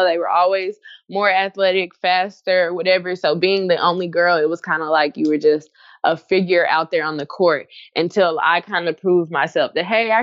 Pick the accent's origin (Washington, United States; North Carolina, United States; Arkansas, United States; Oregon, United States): Arkansas, United States; Jacksonville; originally, I'm from Jacksonville, Arkansas. So there's a very diverse culture. I went to school on the Air Force Base. So, you can imagine how diverse I grew up